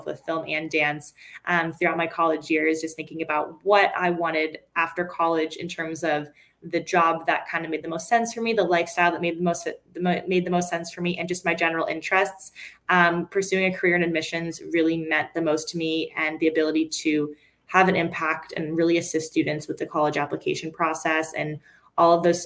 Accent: Cape Cod, Massachusetts, United States; I grew up on Cape Cod, went to a very small school, kindergarten through 12th grade.

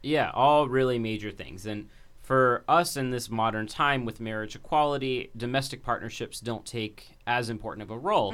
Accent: Dayton, Ohio, United States; growing up in Dayton

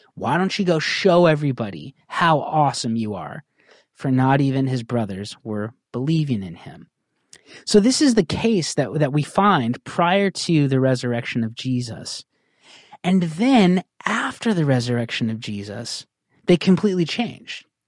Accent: United States; I'm an American

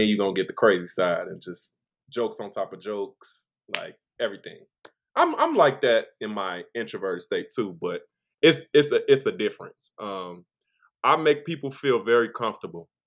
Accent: Chicago, Illinois, United States; I am from Chicago, Illinois

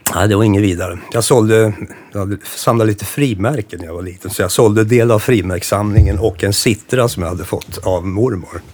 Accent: Nora, Örebro County, Sweden; det här var i Nora där jag växte upp

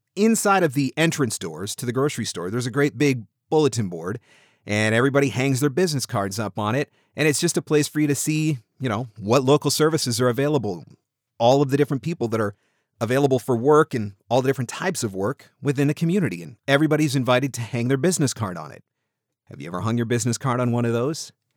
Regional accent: Southern Ontario, Canada; I am actually Canadian. I'm from Southern Ontario

